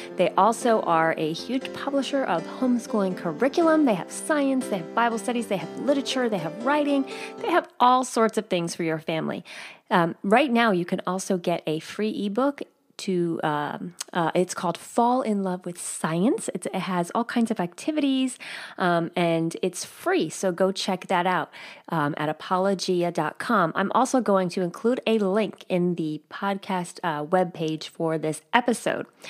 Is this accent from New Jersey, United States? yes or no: yes; outside of New York City, in New Jersey, United States; moved away; where I grew up outside of New York City, And in New Jersey